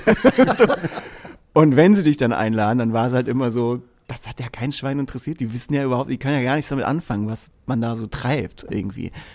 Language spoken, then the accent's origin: German; Erlangen, Bavaria, Germany; ich bin in Erlangen aufgewachsen